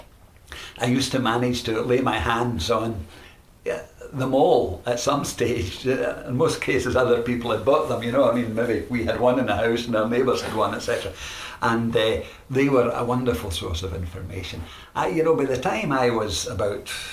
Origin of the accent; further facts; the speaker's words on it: Glasgow, Scotland, United Kingdom; I was born in Glasgow. I was brought up in Glasgow, in the west end of Glasgow.